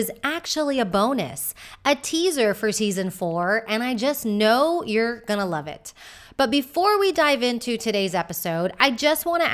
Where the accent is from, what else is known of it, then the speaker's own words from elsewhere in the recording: Houston, Texas, United States; moved away as an adult; also born or lived in Austin, Texas / Madrid, Spain; now in Malaga, Spain; I'm originally from Houston, Texas. I spent a few years in Austin before moving to Madrid, Spain in 2015 at 35 years old.